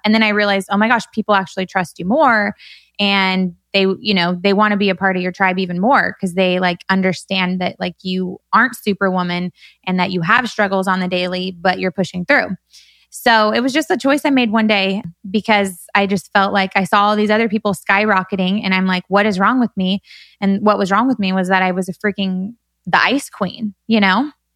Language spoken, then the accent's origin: English; Bakersfield, California, United States; moved away as an adult; now in Newport Beach, United States; growing up in Bakersfield